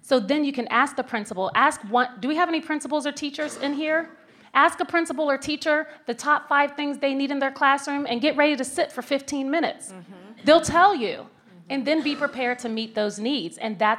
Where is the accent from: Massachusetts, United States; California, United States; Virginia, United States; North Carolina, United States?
Virginia, United States; Where are you from? Tell me. I'm from Virginia.